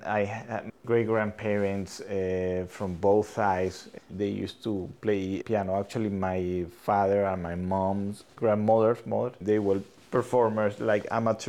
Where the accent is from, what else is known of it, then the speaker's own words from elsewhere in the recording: Caracas, Capital District, Venezuela; moved away as an adult; also born or lived in Boston / Riverside, California; I am a Venezuelan, and I was born in Caracas